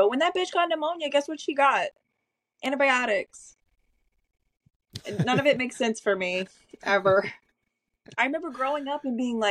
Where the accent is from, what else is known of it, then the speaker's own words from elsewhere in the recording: the South, United States; Growing up in the South